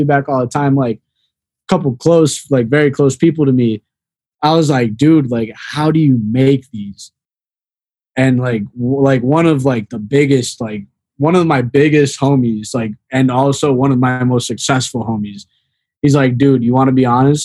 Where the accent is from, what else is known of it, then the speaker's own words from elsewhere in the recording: the Chicagoland area, Northwest Indiana, United States; moved away as an adult; now in Florida, United States; I'm from Northwest Indiana, the Chicagoland area